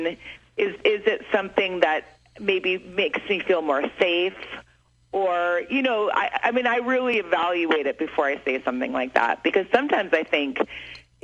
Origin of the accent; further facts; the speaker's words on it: Evanston, Illinois, United States; I'm from Evanston